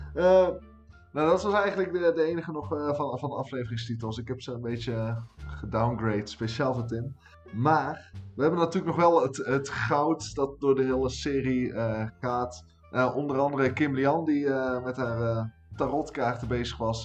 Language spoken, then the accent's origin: Dutch; North Brabant, Netherlands; als Brabander